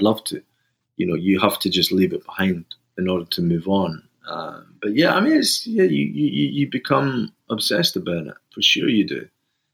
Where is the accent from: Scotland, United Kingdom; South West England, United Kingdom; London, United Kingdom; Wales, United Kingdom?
Scotland, United Kingdom; Fife; moved away; also born or lived in Glasgow; I was brought up in Fife, but I spent a heck of a lot of time in Glasgow because my parents were from Glasgow